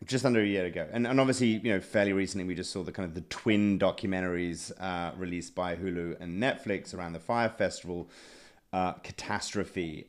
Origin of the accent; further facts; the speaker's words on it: United Kingdom; I'm British